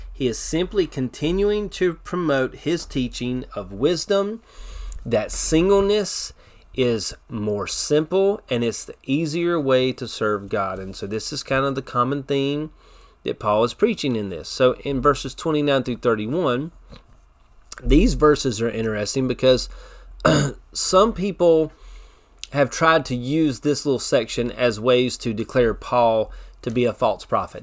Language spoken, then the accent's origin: English; United States; as American Christians